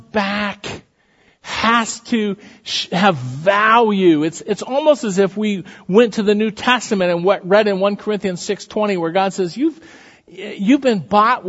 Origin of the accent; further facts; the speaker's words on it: Iowa, United States; moved away as an adult; also born or lived in Texas; we're from Iowa, and we're in Texas